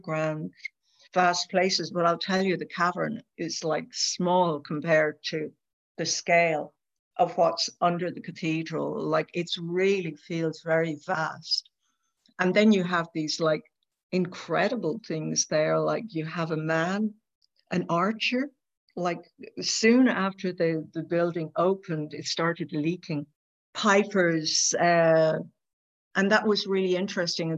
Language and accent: English; Ireland; as an Irish person